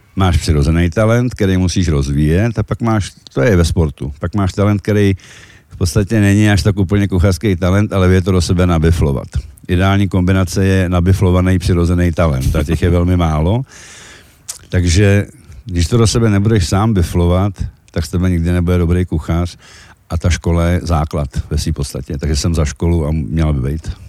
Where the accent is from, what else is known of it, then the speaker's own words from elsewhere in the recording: Czechia; also born or lived in Czechoslovakia; now in Slovakia; já jsem sice Čech